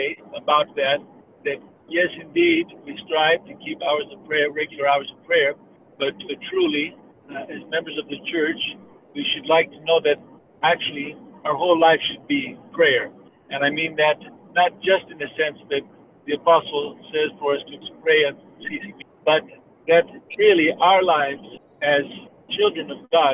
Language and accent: English; Denver, Colorado, United States; I was born and raised in these parts of the country. I was born in Denver, Colorado